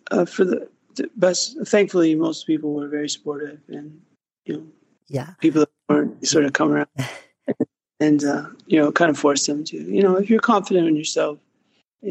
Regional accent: Pittsburgh, Pennsylvania, United States; moved away as an adult; also born or lived in Phoenix, Arizona; now in Los Angeles, United States; I grew up in Pittsburgh, Pennsylvania

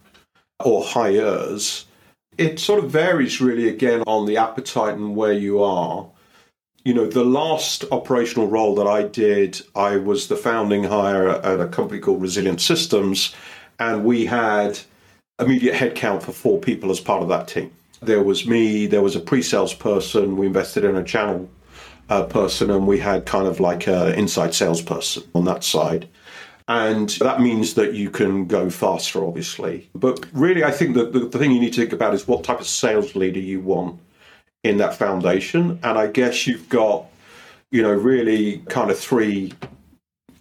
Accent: United Kingdom; now I'm a Brit

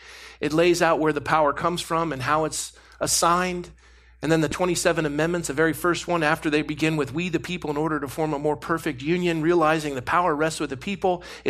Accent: United States; I'm an American. I'm a Christian. I'm an American.

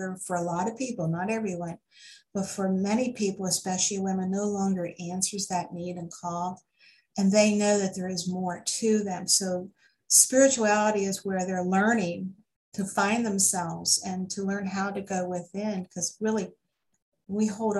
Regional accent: United States; I'm an American, I'm over 90% genetically Scot, Irish, and Welsh and English

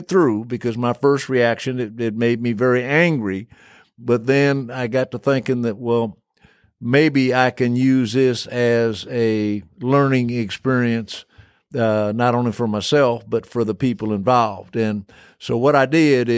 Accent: Illinois, United States; moved away as an adult; also born or lived in Texas; growing up in Illinois, I had always gone to integrated schools

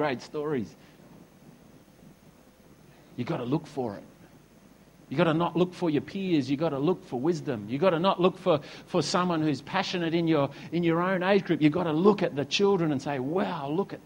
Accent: Perth, Western Australia, Australia; also born or lived in Esperance, Western Australia; now in Noosa, Australia; I was born in Perth. You know, we moved to Esperance, and now we've come over to Noosa

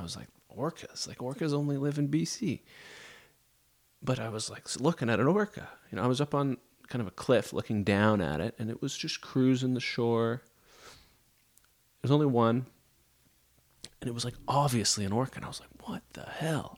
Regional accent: Nova Scotia, Canada; I'm from Nova Scotia

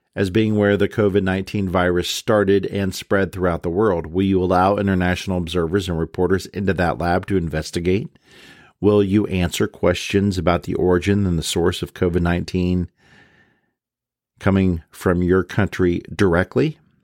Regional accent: United States

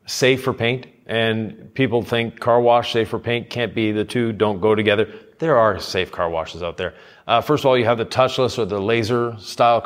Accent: Quebec, Canada; I'm from Quebec

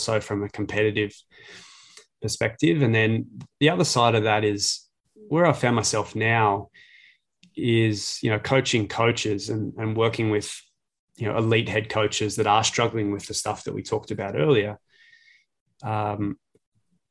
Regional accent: Glen Waverley, Victoria, Australia; I'm from Glen Waverley. So yeah, we used to walk to games

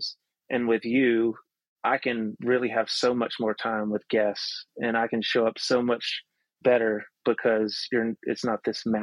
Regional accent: near the Appalachian Mountains, the South, United States; we grew up in the South, we grew up near the Appalachian Mountains

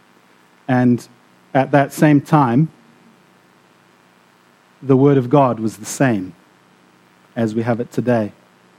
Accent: South Africa; also born or lived in Namibia; now in Scotland, United Kingdom; I grew up in South Africa and Namibia as well

